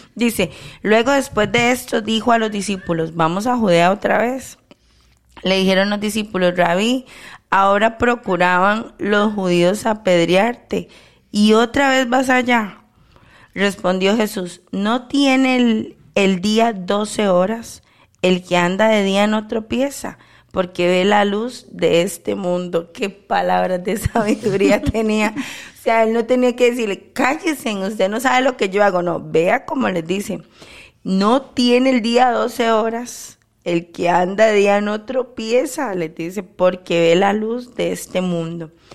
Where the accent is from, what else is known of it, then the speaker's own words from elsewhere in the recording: Costa Rica; de haber nacido en mi país y que Dios continúe teniendo misericordia a Costa Rica